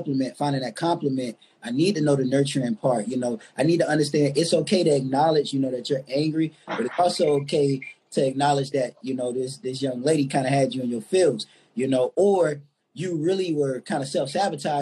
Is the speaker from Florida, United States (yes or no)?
yes; Jacksonville, Florida, United States; I'm from Duval, Florida.